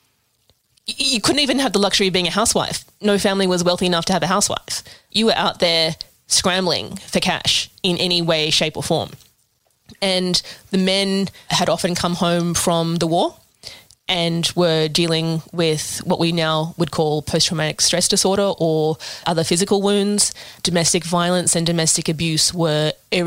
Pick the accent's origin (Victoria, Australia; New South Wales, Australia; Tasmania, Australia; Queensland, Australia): New South Wales, Australia; Sydney; I grew up in Balmain.